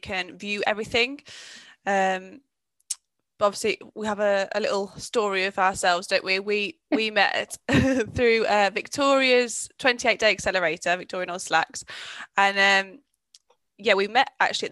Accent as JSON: {"language": "English", "town": "Birmingham", "region": "West Midlands", "country": "United Kingdom", "said": "I'm from Birmingham"}